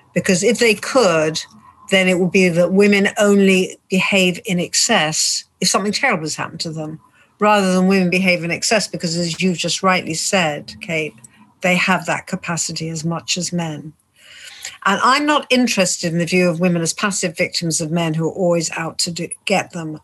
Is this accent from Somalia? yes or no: no; United Kingdom; I'm British even though I'm Jewish, British, and originally Polish